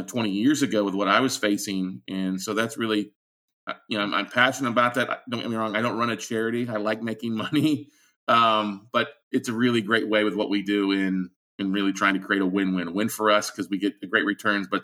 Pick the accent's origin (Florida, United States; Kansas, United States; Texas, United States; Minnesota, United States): Texas, United States; Austin; I'm from Austin, Texas, here in the United States